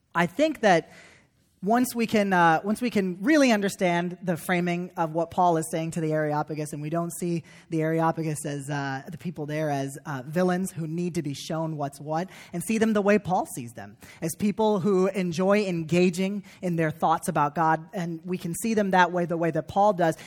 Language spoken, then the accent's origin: English; Chicago suburbs, Illinois, United States; moved away as an adult; back in the Chicago suburbs in Christine's in my hometown